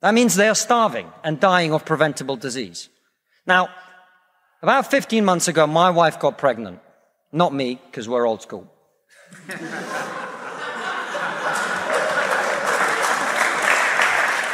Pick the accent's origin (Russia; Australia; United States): Russia; now in United Kingdom; I come from Russia, which is not a poor country.